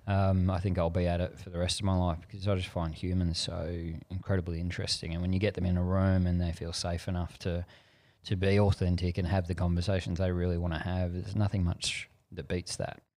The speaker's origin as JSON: {"language": "English", "town": "Frankston", "region": "Victoria", "country": "Australia", "tie": "born or raised there", "said": "I grew up in Frankston at the end of the train line, Victoria, down Gateway to the Mornington Peninsula"}